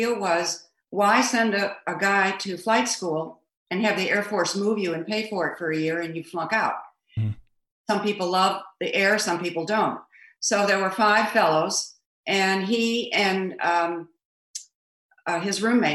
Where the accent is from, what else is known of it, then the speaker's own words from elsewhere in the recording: St. Louis, Missouri, United States; moved away as an adult; also born or lived in Cedar Rapids, Iowa; now in New Jersey, United States; I was from St. Louis.